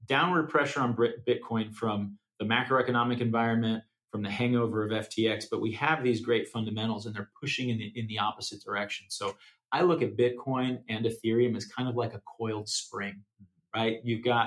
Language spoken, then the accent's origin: English; United States; as an American